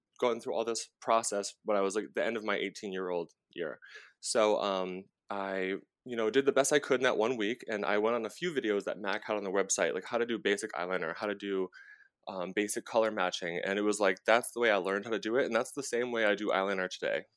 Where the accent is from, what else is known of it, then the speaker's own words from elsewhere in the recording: Rhode Island, United States; moved away as an adult; now in New York, United States; I am from Rhode Island. I am a Dunkin' Donuts. We didn't even have a Starbucks until like right before I moved to New York.